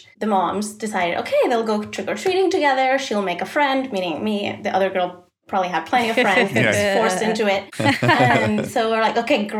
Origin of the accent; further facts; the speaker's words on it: Spain; now in Sweden; No, actually, I'm from Spain.